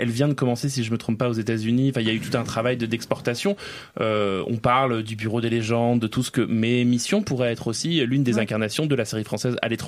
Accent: France; Oui, on est français et on peut faire ça.

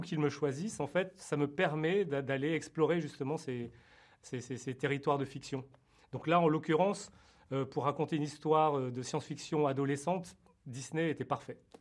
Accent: France; je suis né en France d'origine vietnamienne

